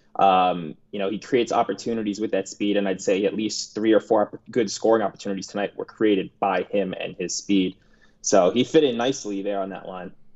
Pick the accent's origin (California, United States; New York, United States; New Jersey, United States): New York, United States; growing up in New York